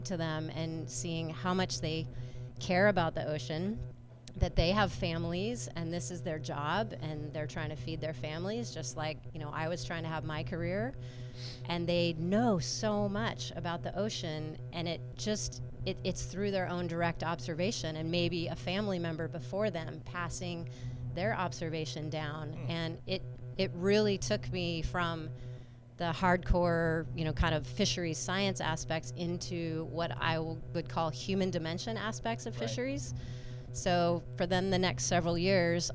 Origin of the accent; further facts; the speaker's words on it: Colorado, United States; moved away as an adult; now in Moss Landing area, United States; I'm actually from Colorado